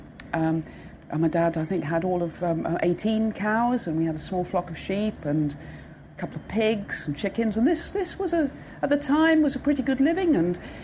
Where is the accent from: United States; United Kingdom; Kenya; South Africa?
United Kingdom; West Devon, South West England; now in Wales, United Kingdom; I was brought up in the West Devon